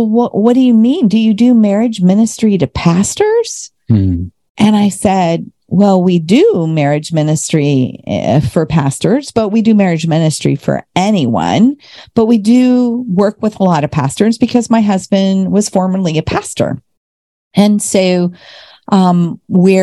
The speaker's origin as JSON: {"language": "English", "town": "Normal", "region": "Illinois", "country": "United States", "said": "I'm from Illinois, from Normal, Illinois."}